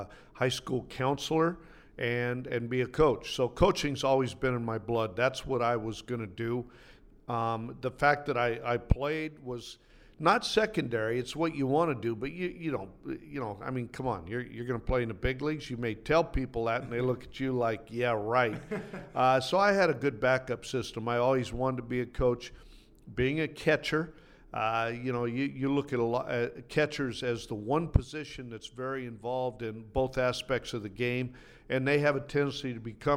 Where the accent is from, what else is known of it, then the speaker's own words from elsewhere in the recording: the Northwest, Pacific Northwest, United States; I came from the Northwest